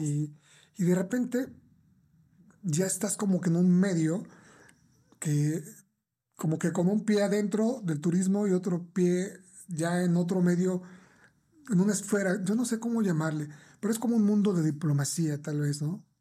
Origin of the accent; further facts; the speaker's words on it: Mexico; nuestra cultura como mexicanos